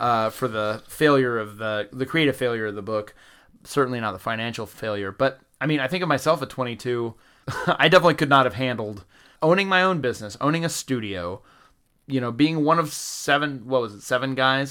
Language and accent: English; the South, United States; growing up in the South